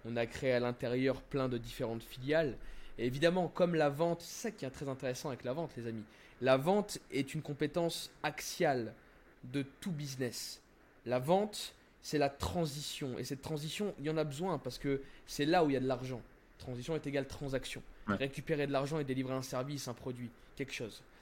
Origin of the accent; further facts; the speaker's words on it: France; moved away as an adult; also born or lived in Miami; je suis français, tu vois. Alors, hmm. euh, bref, j'ai grandi en France et tout, donc ma mentalité est française